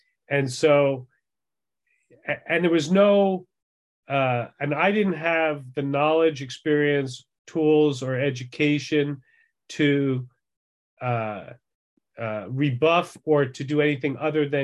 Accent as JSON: {"language": "English", "area": "Long Island", "region": "New York", "country": "United States", "also_born_or_lived": "Massachusetts", "said": "I'm from Long Island"}